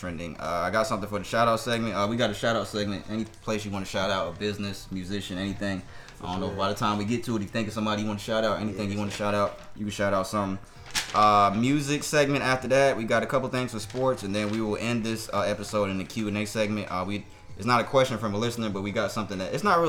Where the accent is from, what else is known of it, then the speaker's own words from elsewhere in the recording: Florida, United States; Florida, my home state